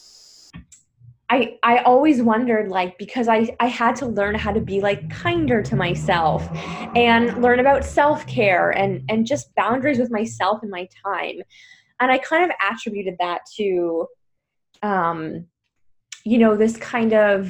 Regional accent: Canada; now in Paris, France; I'm originally from Canada and I live in Paris

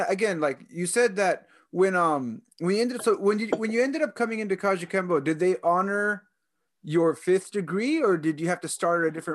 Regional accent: Southern California, United States; I was born in Southern California.

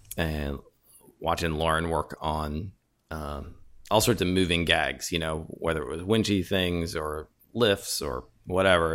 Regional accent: Chicago, Illinois, United States; moved away as an adult; also born or lived in Ithaca / San Diego; born and raised in Chicago

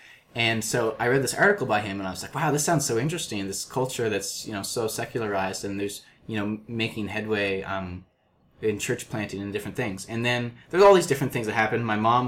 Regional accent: Canada; now in Quebec, Canada; me as an English Canadian Protestant Christian

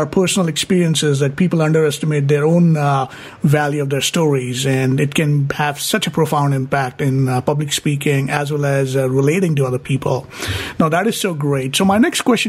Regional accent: Mumbai, Maharashtra, India; I was born in Mumbai, and I kind of grew up, spent my first 20 years in Mumbai

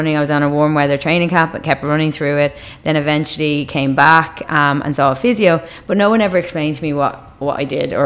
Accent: Dublin, Leinster, Ireland; accent: Irish; I grew up in Dublin, so I'm from the north side of Dublin.

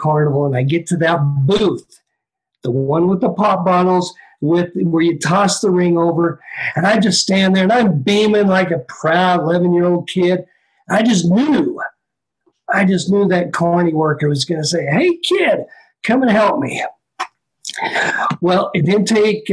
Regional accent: Richfield, Utah, United States; the place where I lived, where I grew up in Richfield, Utah

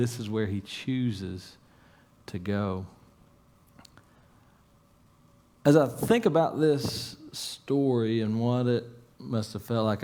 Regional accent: Salyersville, Kentucky, United States; I grew up in a little place, it's called Ivington, I guess. It's a suburb of Salyersville

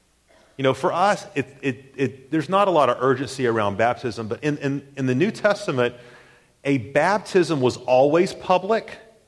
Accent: the South, United States; growing up in the South particularly, we often think of baptism as a sidebar thing.

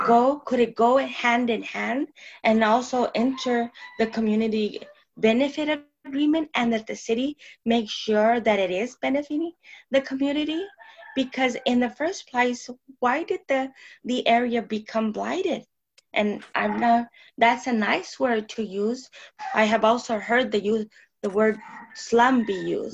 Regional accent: Tucson, Arizona, United States; surrounding barrio where I was born and my father was raised

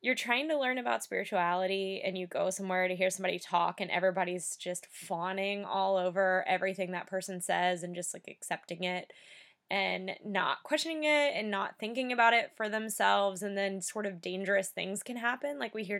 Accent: United States; I'm from, you know, the United States

